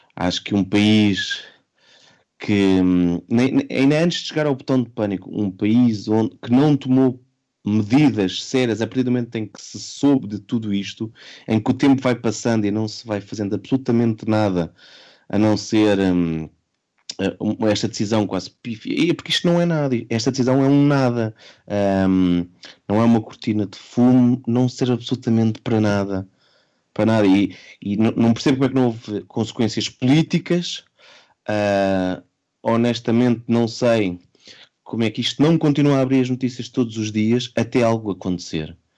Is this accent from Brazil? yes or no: no; Portugal; enquanto português